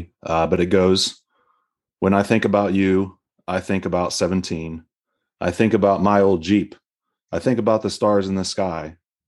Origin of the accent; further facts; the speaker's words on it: Tennessee, United States; I grew up in East Tennessee